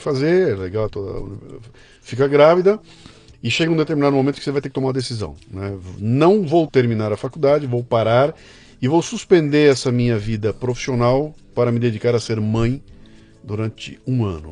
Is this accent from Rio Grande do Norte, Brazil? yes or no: no; Bauru, São Paulo, Brazil; moved away as an adult; now in São Paulo, Brazil; Eu, eu sou de Bauru. Vim para cá com 18 anos de idade